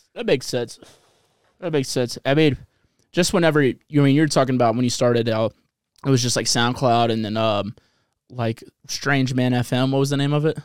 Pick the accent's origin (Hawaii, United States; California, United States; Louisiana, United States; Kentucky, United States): Louisiana, United States; New Orleans; I come from New Orleans